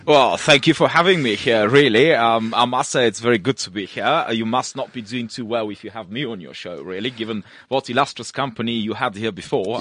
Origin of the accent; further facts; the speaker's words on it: Russia; moved away; also born or lived in Bulgaria; originally born in Bulgaria, of uh, mixed Polish and uh, Turkish heritage, and uh, grew up in Russia, and uh, went to school there